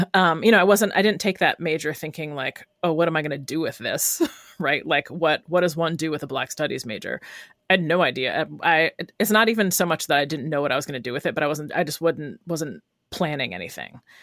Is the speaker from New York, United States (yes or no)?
yes; Rochester, New York, United States; born or raised there; moved away as an adult; also born or lived in Brooklyn, New York; now in Oakland, United States